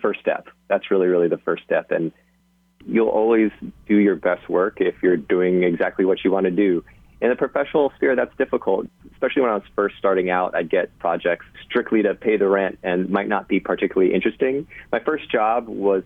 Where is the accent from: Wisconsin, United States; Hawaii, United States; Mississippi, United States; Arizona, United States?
Hawaii, United States; moved away; I'm from Hawaii